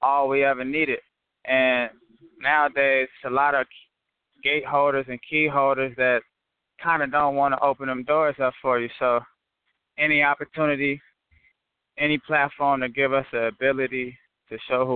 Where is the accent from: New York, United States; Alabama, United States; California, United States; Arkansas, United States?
California, United States; I'm originally from Cali